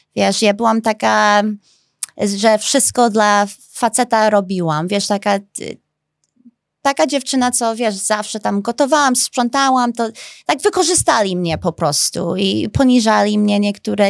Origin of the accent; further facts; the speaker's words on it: Chicago, Illinois, United States; accent: American; Polish is a second language; now in Poland; jestem amerykańska, bo się urodziłam w Chicago